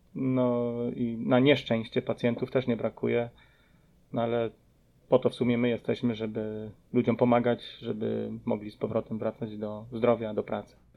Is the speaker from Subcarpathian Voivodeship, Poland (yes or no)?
yes; Podkarpacie, near Rzeszów, Subcarpathian Voivodeship, Poland; moved away as an adult; also born or lived in Philadelphia suburbs, Pennsylvania, United States; now in Philadelphia, United States; pochodzę z Podkarpacia, y, z okolic Rzeszowa.